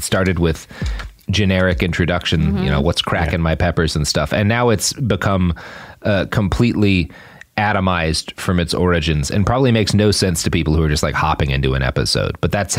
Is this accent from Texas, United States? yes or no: yes; Texas, United States; There's all sorts of things about me that are very deeply Texan, but like, totally.